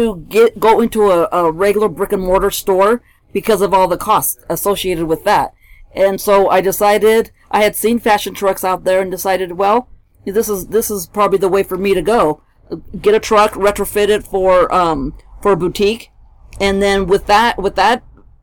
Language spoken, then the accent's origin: English; Silicon Valley, California, United States; moved away as an adult; also born or lived in Mexico; now in Colorado Springs, United States; I actually was born in Mexico. I grew up in California, Silicon Valley